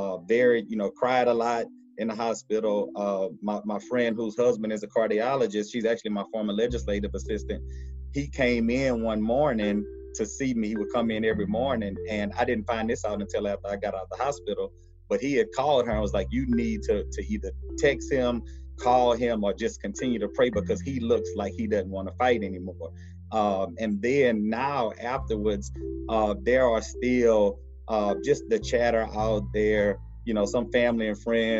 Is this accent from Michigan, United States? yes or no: no; Baton Rouge, Louisiana, United States; I'm from Baton Rouge, I still live here